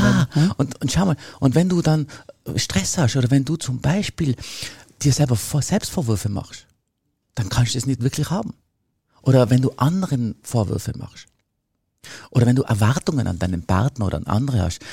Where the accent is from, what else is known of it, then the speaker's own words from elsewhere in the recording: Tyrol, Austria; Bei uns in Tirol